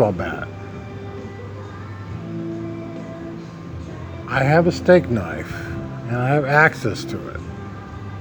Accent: Nebraska, United States; moved away; I was from Nebraska

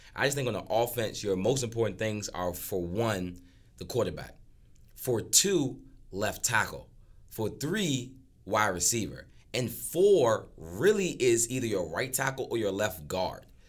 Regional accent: Washington, District of Columbia, United States; I'm from Washington, D C.

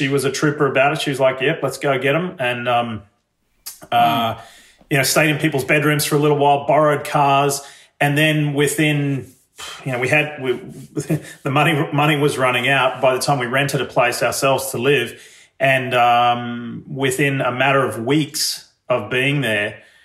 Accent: Sydney, New South Wales, Australia; moved away as an adult; now in Ridgefield, Connecticut, United States; I left Australia

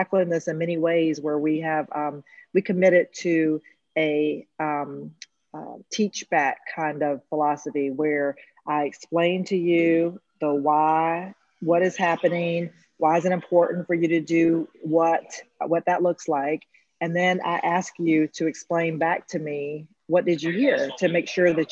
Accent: Eastern North Carolina, United States; I come from Eastern North Carolina

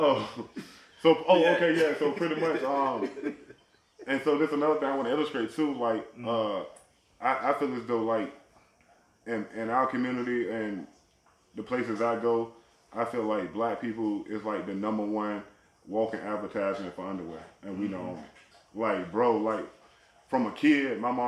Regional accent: Virginia, United States; I'm from Virginia

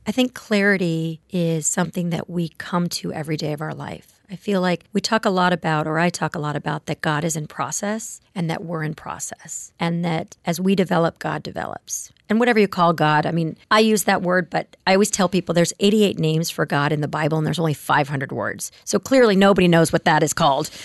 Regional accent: Palos Verdes, California, United States; also born or lived in Ohio; I grew up in Palos Verdes, which is a suburb of Los Angeles.

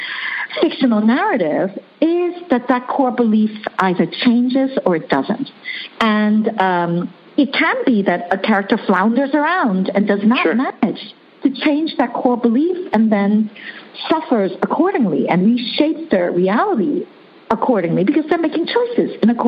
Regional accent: New York City, New York, United States; first language Chinese; English is a second language; moved away as an adult; also born or lived in Hong Kong; now in Netherlands; I was born in Hong Kong. I grew up in New York City, and I now live in the Netherlands

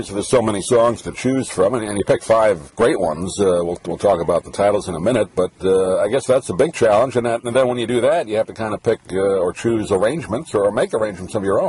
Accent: Long Island, New York, United States; moved away as an adult; now in Sarasota, United States; I grew up in Long Island

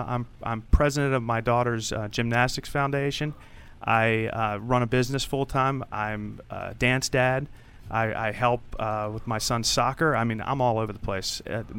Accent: Rockville, Maryland, United States; Rockville, Maryland.

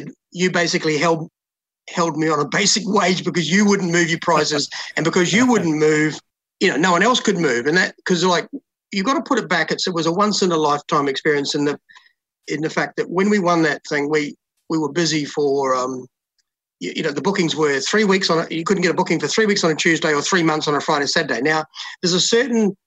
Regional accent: Oxford, Canterbury, New Zealand; moved away as an adult; also born or lived in London; now in Brisbane, Australia; I grew up in Oxford, just outside of Christchurch

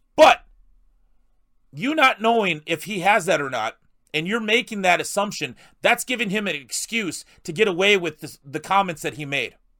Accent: South Dakota, United States; I'm a South Dakota guy. I, I grew up in South Dakota

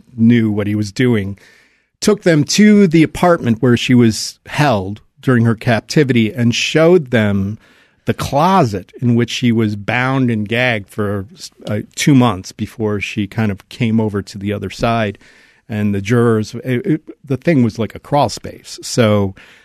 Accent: Cleveland, Ohio, United States; my hometown, Cleveland, Ohio

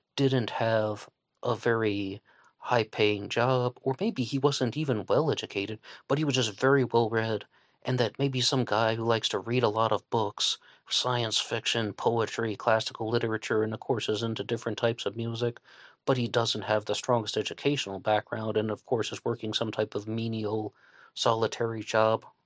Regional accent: West Virginia, United States; accent: Southern twang; I'm a West Virginian. and I can slip into the twang

